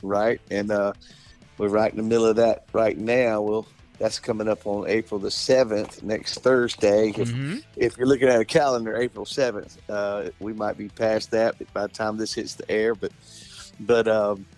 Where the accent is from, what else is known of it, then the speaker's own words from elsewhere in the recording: Selma, Alabama, United States; when I was little, I grew up in Selma, Alabama